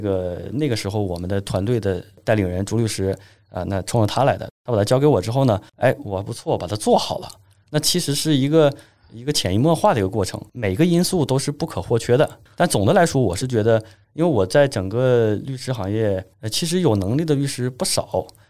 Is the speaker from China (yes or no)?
yes; Northeast China, China; 咱们东北人